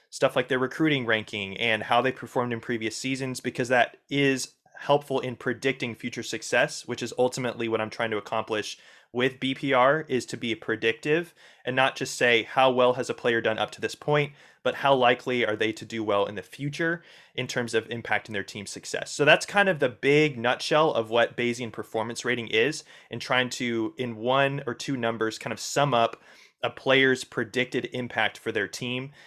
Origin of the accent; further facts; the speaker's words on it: Indiana, United States; I grew up in Indiana